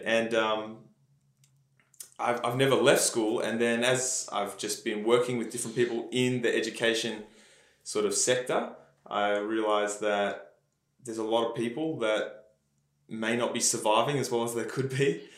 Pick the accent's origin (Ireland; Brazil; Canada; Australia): Australia; Melbourne, Victoria; also born or lived in Leongatha, Victoria / Mount Evelyn, Victoria; now in Perth, Australia; I grew up in Melbourne. Yeah. So grew up actually country Victoria, and then moved to Melbourne when my parents remarried